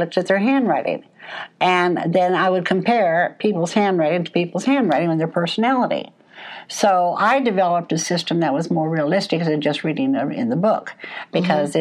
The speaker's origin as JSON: {"language": "English", "region": "Oregon", "country": "United States", "said": "I'm from Oregon"}